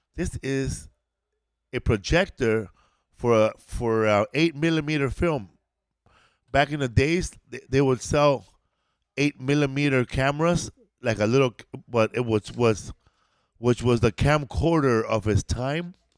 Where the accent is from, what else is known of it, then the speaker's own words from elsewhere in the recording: California, United States; I'm from California